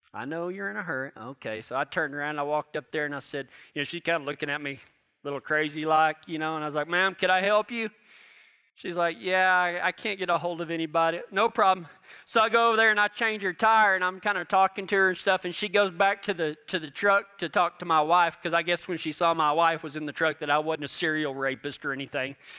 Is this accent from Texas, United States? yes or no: yes; Texas, United States; down in Texas where I'm from